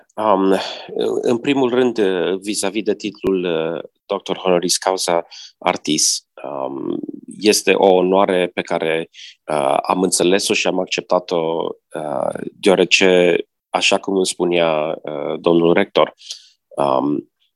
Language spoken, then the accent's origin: Romanian; Romania; moved away; also born or lived in United States; m-am născut în România